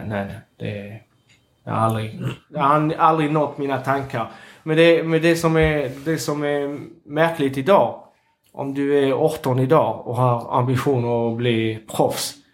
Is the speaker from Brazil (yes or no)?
no; Capbreton, Nouvelle-Aquitaine, France; Swedish is a second language; now in Sweden; när jag växte upp i Sablett